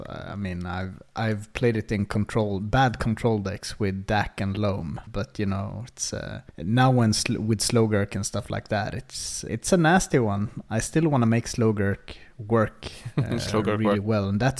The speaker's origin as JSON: {"language": "English", "town": "Uppsala", "region": "Uppsala County", "country": "Sweden", "tie": "born or raised there", "said": "it kind of reminds me of my hometown, Uppsala, which is also like this old university town."}